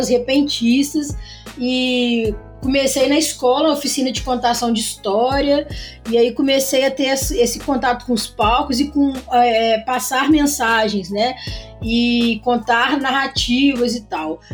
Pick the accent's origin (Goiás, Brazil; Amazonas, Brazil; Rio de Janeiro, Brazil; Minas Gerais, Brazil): Minas Gerais, Brazil; Juiz de Fora; Sou de Juiz de Fora